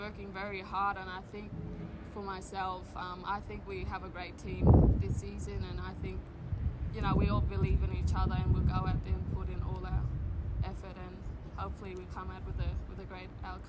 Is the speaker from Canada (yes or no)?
no; Borroloola, Northern Territory, Australia; I'm originally from Northern Territory, a small remote community called Borroloola. It's like 12 hours drive out of Darwin.